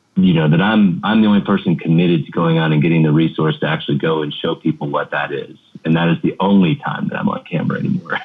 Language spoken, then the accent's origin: English; United States; as an American